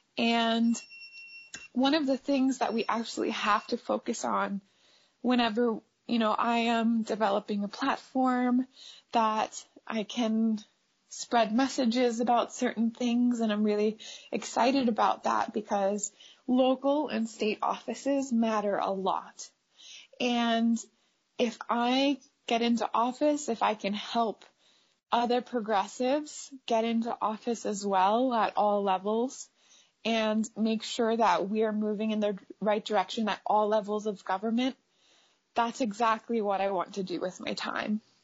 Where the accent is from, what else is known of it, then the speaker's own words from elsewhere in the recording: United States; we as American women